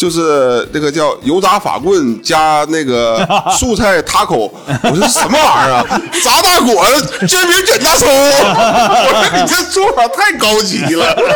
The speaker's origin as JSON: {"language": "Chinese", "region": "Northeast China", "country": "China", "said": "很多重竞技体育都是从咱们东北人玩这些东西出来的。"}